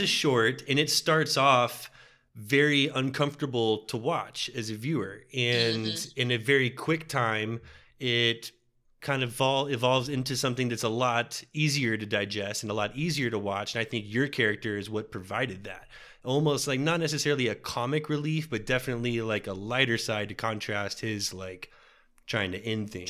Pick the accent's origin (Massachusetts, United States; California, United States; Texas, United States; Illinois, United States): Texas, United States; we're from Texas